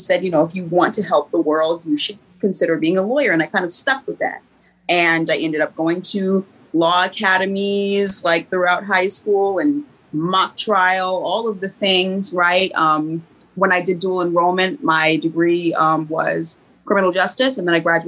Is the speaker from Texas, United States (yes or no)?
no; Stone Mountain, Georgia, United States; I grew up here in Stone Mountain, right in Georgia